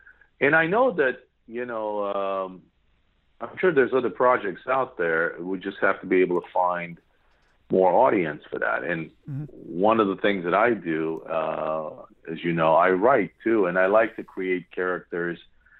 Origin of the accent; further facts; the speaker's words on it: Yerevan, Armenia; They're visiting our homeland, which, you know, from where I'm at, you know, I came from Hayastan, Yerevan, Armenia.